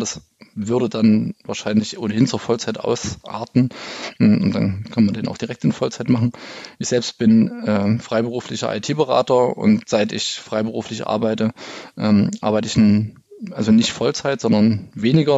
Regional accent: East Germany, Germany; ich bin ja im Osten aufgewachsen

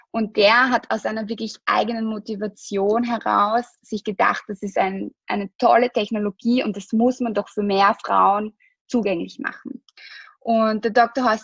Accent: Austria; also wir sind aus Österreich, wir produzieren auch in Österreich, es ist ein österreichisches Produkt.

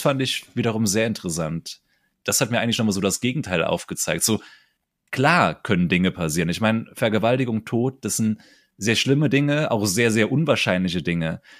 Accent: Saarland, Germany; im Saarland nicht. Kennen wir nicht bei uns hier

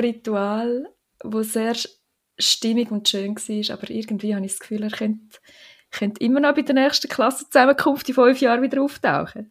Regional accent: Switzerland; das Glaubfelden, dort, wo ich aufgewachsen bin

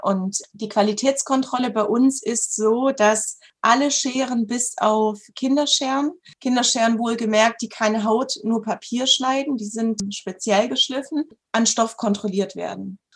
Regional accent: Southern Germany, Germany; ich komme aus Süddeutschland.

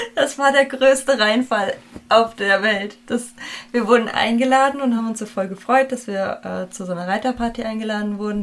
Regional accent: Hesse, Germany; wir kommen beide aus Hessen

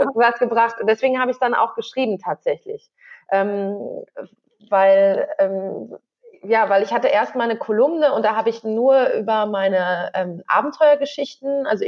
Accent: Northern Germany, Germany; moved away as an adult; also born or lived in Göttingen; wir kommen beide aus Norddeutschland

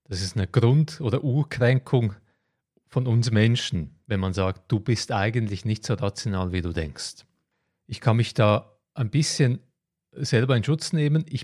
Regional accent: Croatia; moved away; Ich werde nächsten Monat nach Kroatien gehen, meine alte Heimat in die Ferien

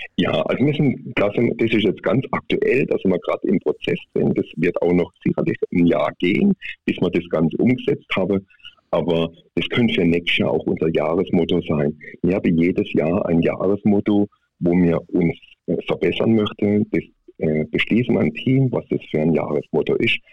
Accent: Baden-Württemberg, Germany; accent: Swiss German; ich komme aus Südbaden. sage ich mal, ich bin ein Halbschweizer, weil ungefähr 20 Kilometer vor der Schweizer Grenze bin

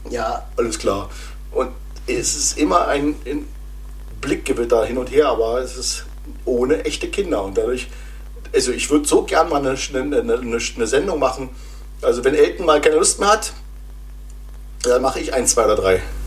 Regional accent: GDR, East Germany, Germany; Also ich bin ja noch äh, in der DDR groß geworden

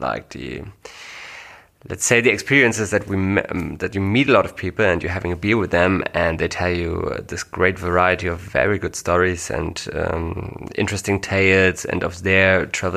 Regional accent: Germany; English is a second language; we are not English native speakers. That's the main reason for that is we are not from the US or Great Britain, but from Germany

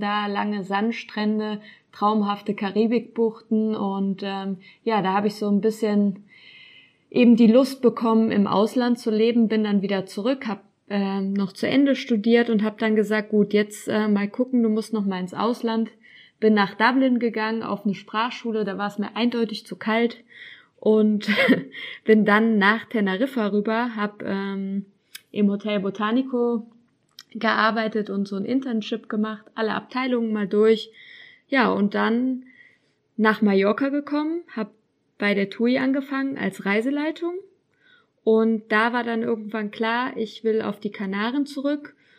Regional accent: Cologne, North Rhine-Westphalia, Germany; moved away as an adult; also born or lived in Düsseldorf; now in Gran Canaria, Spain; Ich komme aber eigentlich aus Köln

